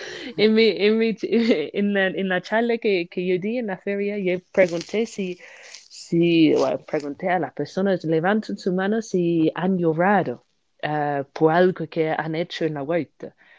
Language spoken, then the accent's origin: Spanish; United Kingdom; Spanish is a second language; moved away; soy una británica